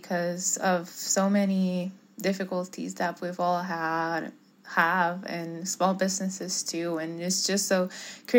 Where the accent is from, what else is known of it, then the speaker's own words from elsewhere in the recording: Puerto Rico; now in Florida, United States; I grew up in Puerto Rico